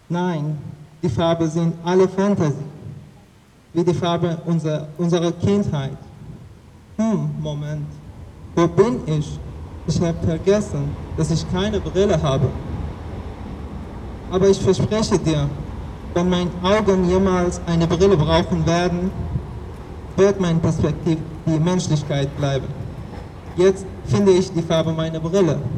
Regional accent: Afghanistan; ich komme aus Afghanistan.

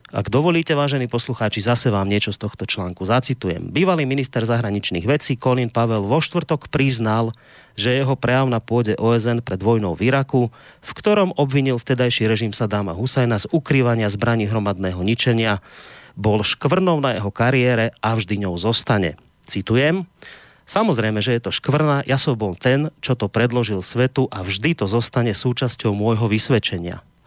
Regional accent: Slovakia; u nás doma na Slovensku

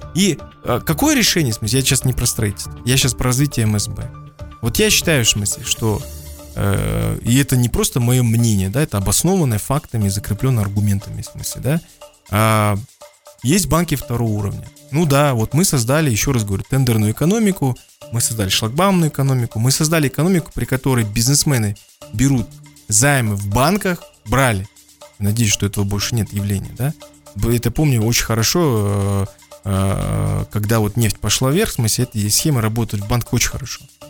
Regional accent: Kazakhstan; я не знаю свой родной язык, как я знаю русский язык и английский даже

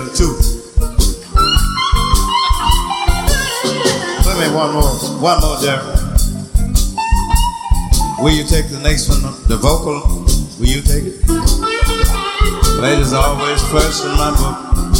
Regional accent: Mississippi, United States; I'm from Mississippi

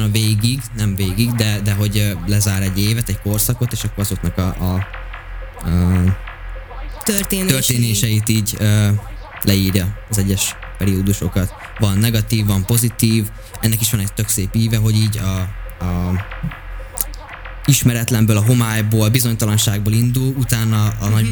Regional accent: Hungary; Én is vidéki vagyok

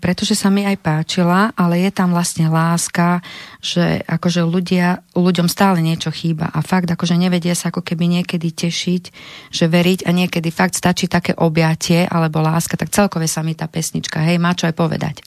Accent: Levice, Nitra Region, Slovakia; u nás v Leviciach

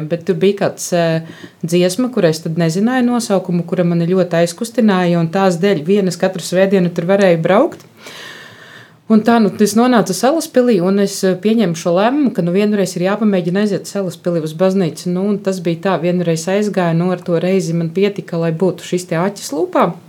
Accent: Viļaka, Balvi Municipality, Latvia; Es nāku no Viļakas, un Viļakā arī ir ļoti brīnišķīga baznīca, kura šobrīd tiek daudzināta kā Ziemeļlatgales pērle.

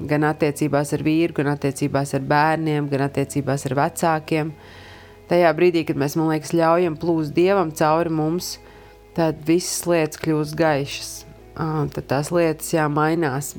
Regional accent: Iecava, Latvia; Esmu no Iecavas

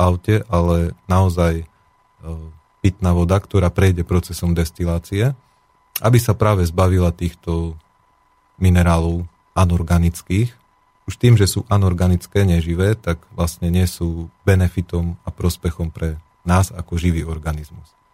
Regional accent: Košice, Košice Region, Slovakia; som rodený Košičan

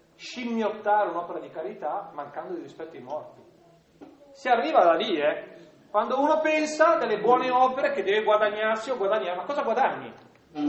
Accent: Milan area, Lombardy, Italy; accent: Milanese; dalle mie parti si dice, guarda Gesù, ve lo dico in, in dialetto, che avest, in dialetto milanese

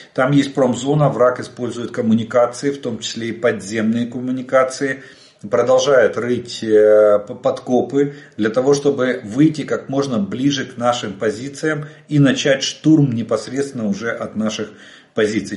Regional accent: Ukraine; мы из Украины

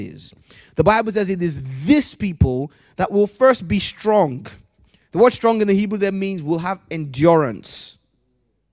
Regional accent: Nigeria; growing up in Nigeria

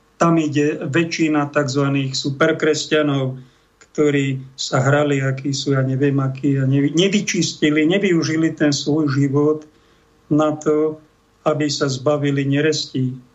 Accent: Slovakia; som Slovák, som katolík

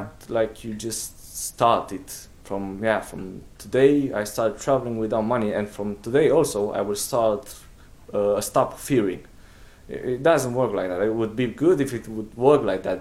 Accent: Romania; English is a second language; moved away; also born or lived in England; I come from England, but I'm, uh, I'm, from Romania

